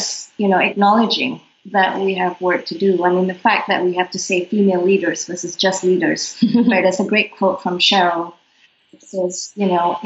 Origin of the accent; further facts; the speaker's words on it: Malaysia; now in Singapore; growing up in Malaysia as young ladies